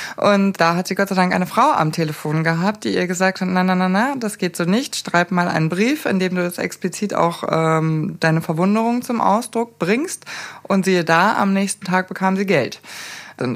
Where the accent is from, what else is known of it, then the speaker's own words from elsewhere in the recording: Munich, Bavaria, Germany; ich bin geboren in München